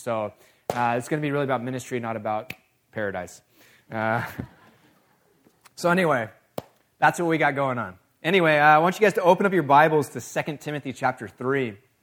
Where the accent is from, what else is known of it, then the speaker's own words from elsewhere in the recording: California, United States; moved away; I was born and raised in California